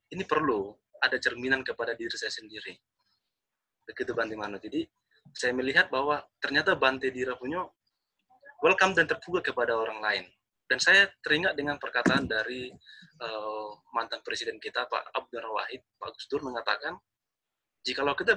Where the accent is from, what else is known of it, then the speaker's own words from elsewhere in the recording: North Sumatra, Indonesia; saya orang Batak.